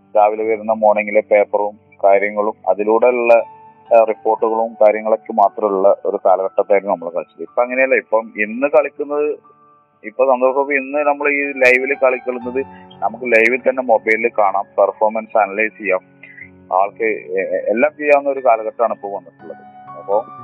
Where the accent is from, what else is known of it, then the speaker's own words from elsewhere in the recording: Mampad, Kerala, India; ഞാൻ മലപ്പുറം ഡിസ്ട്രിക്റ്റിൽ മമ്പാട് എന്നൊരു കൊച്ചു ഗ്രാമത്തിലാണ്